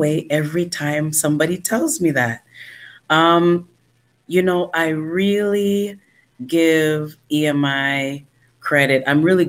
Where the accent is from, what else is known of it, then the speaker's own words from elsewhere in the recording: Toronto, Ontario, Canada; was born in Toronto, Canada. I am a Canadian citizen.